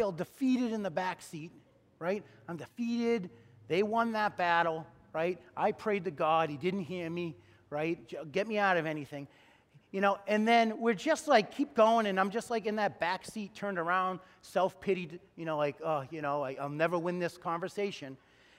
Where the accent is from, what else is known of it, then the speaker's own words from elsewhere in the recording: Wilmington, Massachusetts, United States; We're growing up in Wilmington